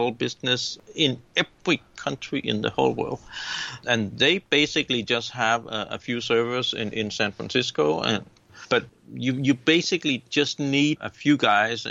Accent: Denmark; I am from Denmark and 53 years old now.

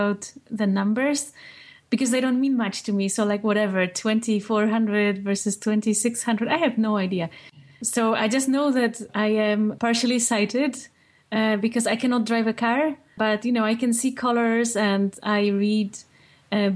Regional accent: Poland; moved away as an adult; now in United States; when I was growing up in Poland

